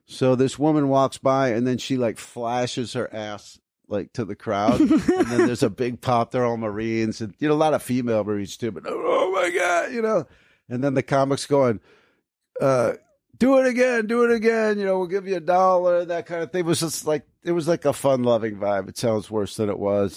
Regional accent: New Jersey, United States; moved away; I grew up in New Jersey

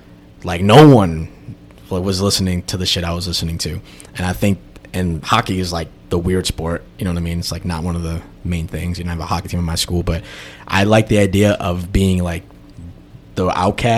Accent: Brooklyn and Long Island, New York, United States; where I grew up in Brooklyn and Bensonhurst, it was mad, like, Eastern European people, Italian people, and Chinese people

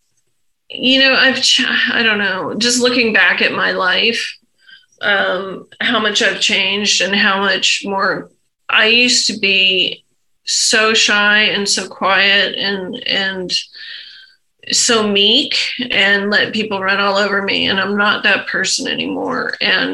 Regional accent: Egypt; moved away; when I was a young kid growing up in Egypt

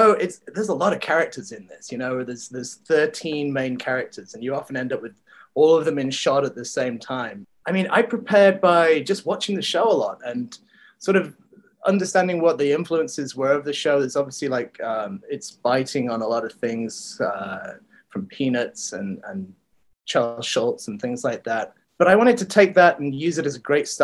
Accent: Wales, United Kingdom; moved away; I grew up actually in Wales, but in Wales where I grew up, there's castles everywhere.

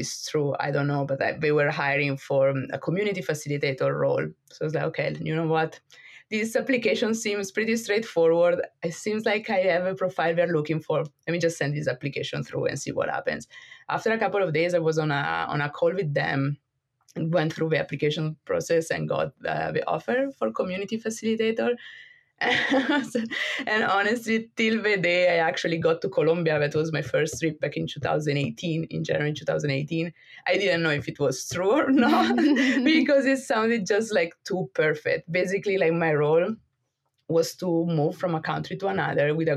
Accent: Italy; moved away as an adult; also born or lived in Brussels, Belgium; I'm from Italy, but I actually haven't lived in Italy for the past 10 years now.

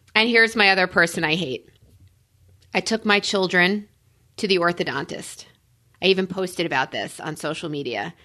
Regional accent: New York, United States; I'm a New Yorker

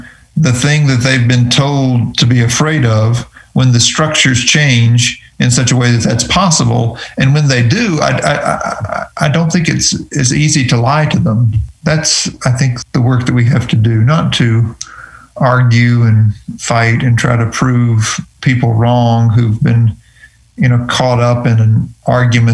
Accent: North Carolina, United States; I grew up Baptist in North Carolina

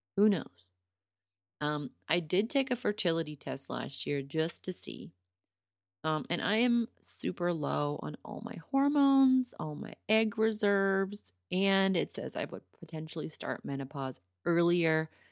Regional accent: Pittsburgh, Pennsylvania, United States; moved away

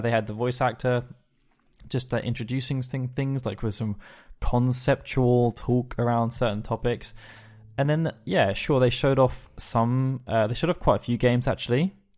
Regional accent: England, United Kingdom; as an English person

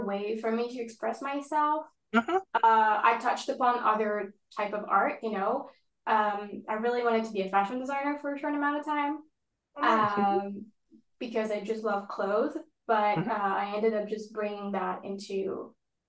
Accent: France; moved away; I grew up in France

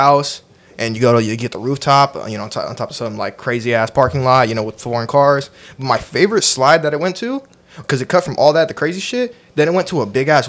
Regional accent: Oakland, California, United States; I'm from Oakland, bro.

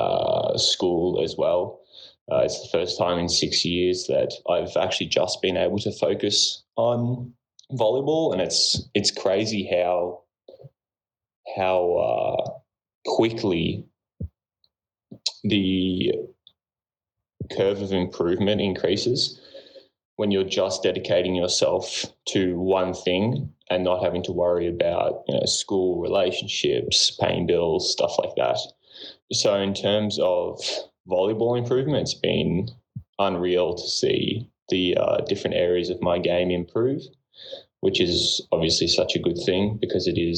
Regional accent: Melbourne, Victoria, Australia; moved away as an adult; also born or lived in British Columbia, Canada; now in Germany; I'm from Melbourne, Australia.

